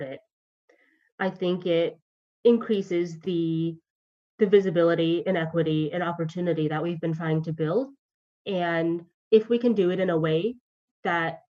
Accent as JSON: {"language": "English", "region": "Georgia", "country": "United States", "moved": "yes", "lives_now": "Los Angeles, United States", "said": "I'm from Georgia"}